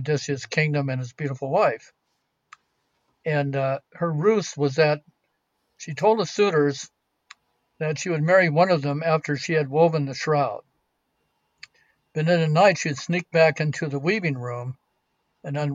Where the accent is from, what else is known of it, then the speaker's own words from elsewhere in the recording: California, United States; I'm from California, but I'm a poor archaeologist